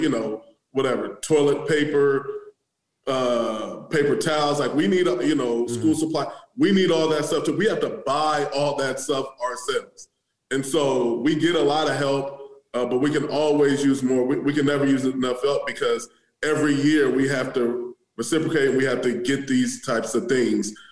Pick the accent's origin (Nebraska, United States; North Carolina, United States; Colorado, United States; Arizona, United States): Nebraska, United States; Omaha; also born or lived in Maryland / Wayne, Nebraska; I'm from Omaha